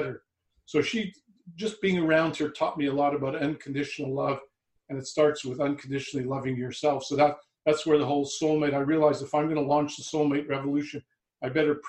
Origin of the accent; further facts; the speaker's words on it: Montreal, Quebec, Canada; also born or lived in Vancouver, Canada; now in Toronto, Canada; I was born in Montreal in Canada and lived for the last 25 years in Vancouver.